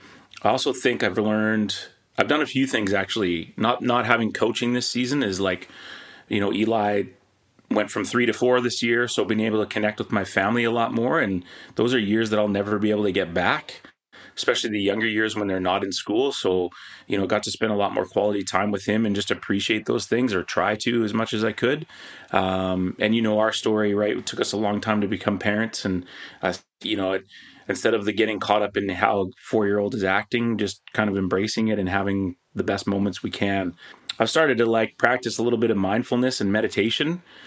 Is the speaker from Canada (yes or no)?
yes; British Columbia, Canada; I was born in Penticton, then Victoria, and then the Lower Mainland.